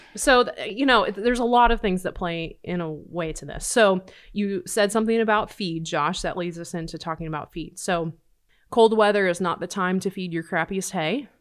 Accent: Nebraska, United States; Growing up in Nebraska

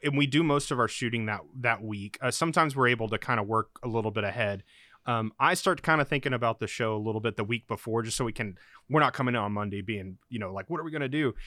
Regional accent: Oklahoma, United States; moved away as an adult; also born or lived in Oregon; I'm from Oklahoma

